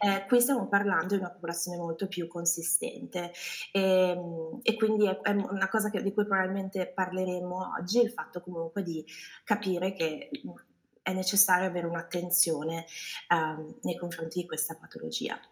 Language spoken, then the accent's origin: Italian; Milan, Lombardy, Italy; moved away as an adult; also born or lived in California; now in United States; sono originaria di Milano